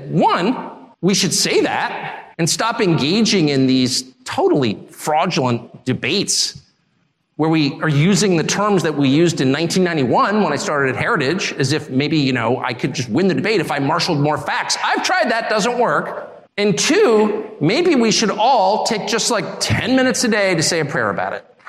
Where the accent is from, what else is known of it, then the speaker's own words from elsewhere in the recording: United States; I'm American in a very fundamental way